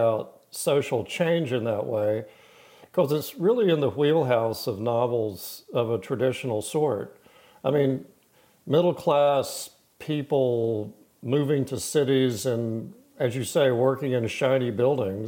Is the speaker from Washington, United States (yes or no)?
no; Greensboro, North Carolina, United States; I'm not a native of Raleigh. I grew up in Greensboro